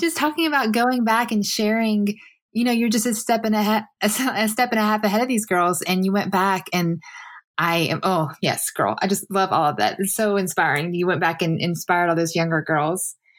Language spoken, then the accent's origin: English; the South, United States; for me it was the South